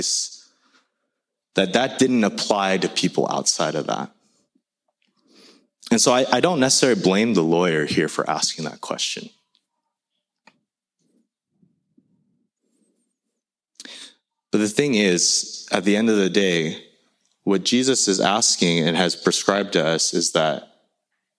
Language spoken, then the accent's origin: English; United States; English is a second language; my family growing up in the States, we immigrated here when I was 3